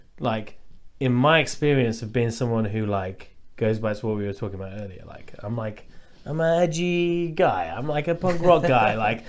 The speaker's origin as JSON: {"language": "English", "area": "Lincolnshire", "region": "East Midlands", "country": "United Kingdom", "moved": "yes", "said": "I'm from Lincolnshire, which is just like a load of white fucking stupid racist idiots and farms."}